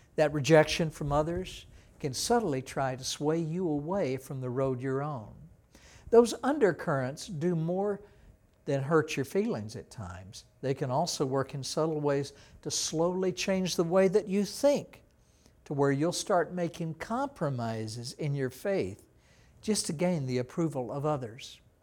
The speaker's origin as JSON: {"language": "English", "region": "Texas", "country": "United States", "said": "I was from Texas. We didn't have an ocean in Texas like"}